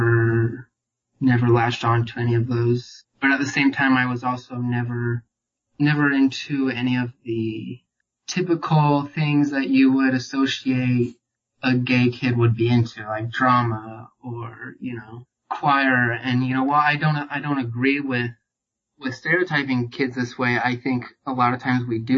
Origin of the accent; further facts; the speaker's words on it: Utah, United States; born and raised in Utah